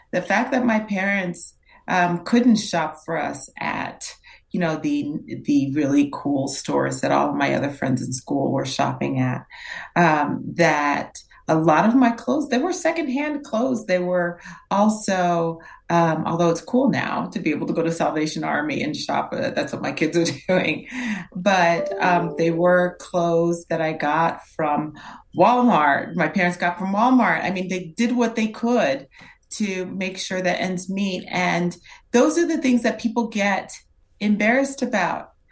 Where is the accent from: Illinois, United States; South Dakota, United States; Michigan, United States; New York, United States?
New York, United States; born there; I was born in New York. My brother and my sister were still in Haiti.